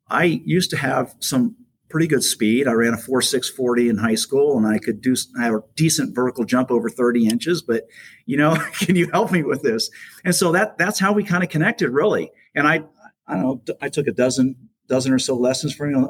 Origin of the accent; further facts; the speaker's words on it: South Florida, United States; moved away as an adult; also born or lived in Los Angeles, California; now in Jupiter, United States; I moved up to Jupiter from South Florida because it was getting so crazy where I grew up